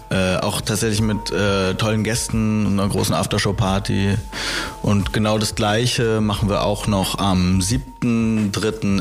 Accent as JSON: {"language": "German", "region": "Berlin", "country": "Germany", "tie": "born or raised there", "said": "wir sind beide an der Schönhauser Allee groß geworden"}